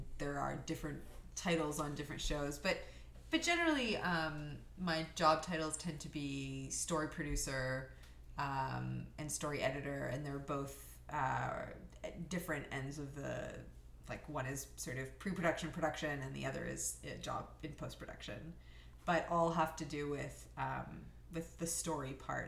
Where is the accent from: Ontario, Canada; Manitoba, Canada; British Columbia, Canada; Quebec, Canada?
Ontario, Canada; Thornhill; also born or lived in Tel Aviv, Israel; where we grew up together